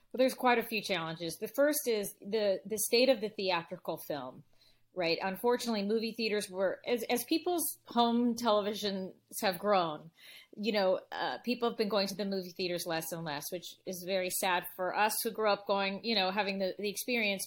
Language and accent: English; Los Angeles, California, United States; We grew up in the San Fernando Valley in L